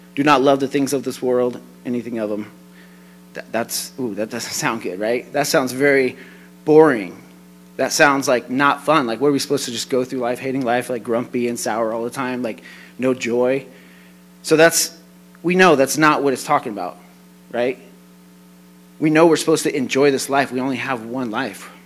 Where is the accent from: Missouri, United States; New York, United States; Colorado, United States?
Colorado, United States; I'm from Colorado